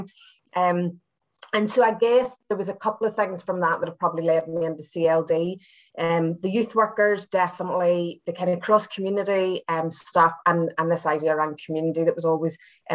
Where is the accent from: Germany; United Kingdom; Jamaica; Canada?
United Kingdom; Belfast, Northern Ireland; moved away as an adult; also born or lived in Derry, Northern Ireland / Hull, England; now in Glasgow, United Kingdom; as you can tell from my accent, I'm not from Scotland originally. I'm from Belfast